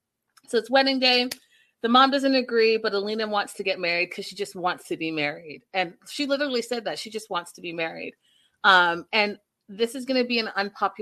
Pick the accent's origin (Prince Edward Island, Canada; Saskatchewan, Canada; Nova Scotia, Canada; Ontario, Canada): Ontario, Canada; moved away; I'm from Ontario too, originally.